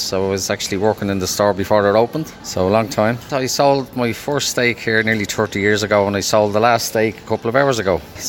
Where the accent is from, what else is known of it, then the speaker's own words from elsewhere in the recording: Dublin, Leinster, Ireland; moved away as an adult; now in Kilkenny, Ireland; I'm from Dublin originally, but live here in Kilkenny for the last 30 years. I moved down with Super Quinn back in 94